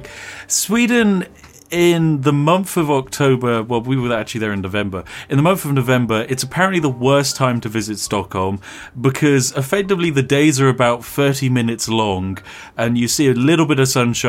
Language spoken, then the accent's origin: English; England, United Kingdom; we are classic English tourists in that we hardly speak the language